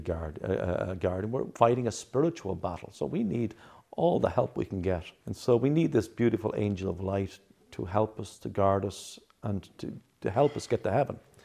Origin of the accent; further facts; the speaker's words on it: Ireland; now in New Jersey, United States; I come from Ireland